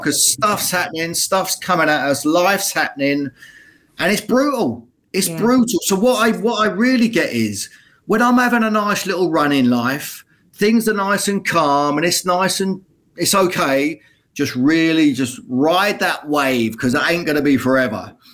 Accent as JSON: {"language": "English", "town": "Luton", "region": "East of England", "country": "United Kingdom", "tie": "born or raised there", "said": "my hometown of Luton"}